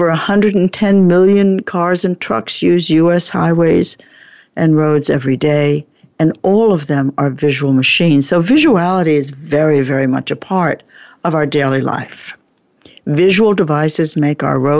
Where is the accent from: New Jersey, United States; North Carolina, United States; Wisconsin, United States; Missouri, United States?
New Jersey, United States; moved away; also born or lived in Oregon; I was brought up in New Jersey, and I spent 20 years in Oregon